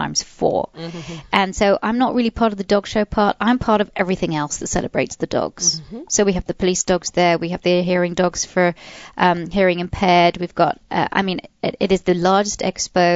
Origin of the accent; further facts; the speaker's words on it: England, United Kingdom; being English